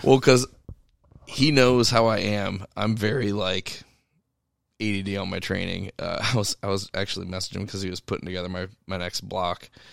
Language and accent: English; United States; us as the American people